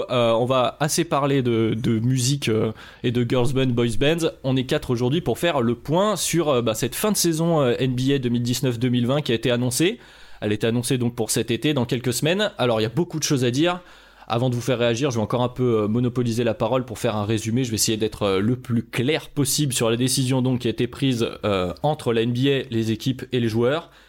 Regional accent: France; je suis français

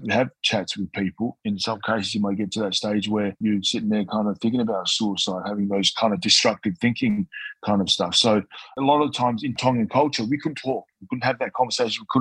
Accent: Newcastle, North East England, United Kingdom; I think as a kid growing up in Newcastle, around seven years old

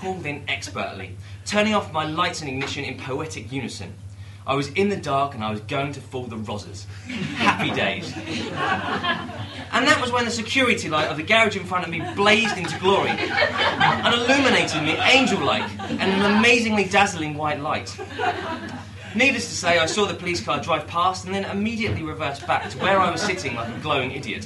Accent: Dunstable, East of England, United Kingdom; about 5 miles away from my hometown of Dunstable

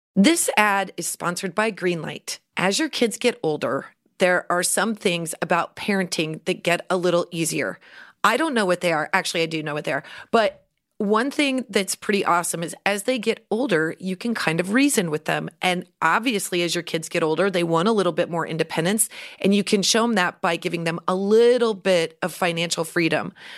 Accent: Central City, Nebraska, United States; when I was growing up in Central City

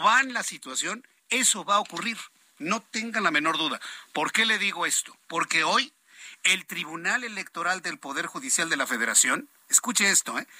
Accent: Mexico; como mexicanos

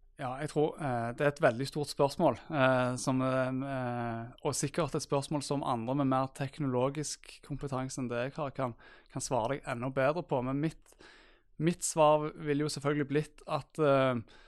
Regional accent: Stavanger, Rogaland, Norway; Far til to bosatt i Stavanger og er fra Stavanger, som kanskje dialekten min eh, røper

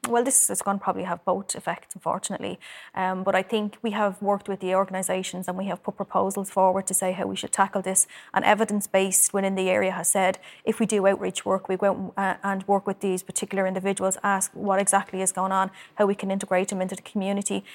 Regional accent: Dublin, Leinster, Ireland; I grew up in Cherry Orchard, I'm from it

